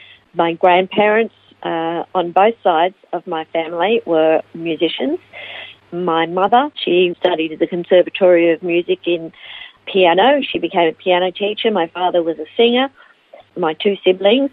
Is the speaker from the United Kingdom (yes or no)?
no; Melbourne, Victoria, Australia; also born or lived in Ivanhoe / United States; now in Phillip Island, Australia; I was born in Ivanhoe and raised in Melbourne